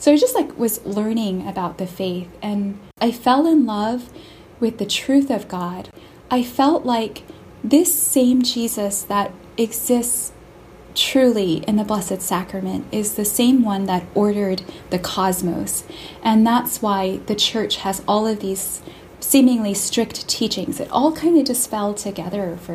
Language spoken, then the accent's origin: English; Tempe, Arizona, United States; now in Boston, United States; I live in Boston, and I'm from Tempe, Arizona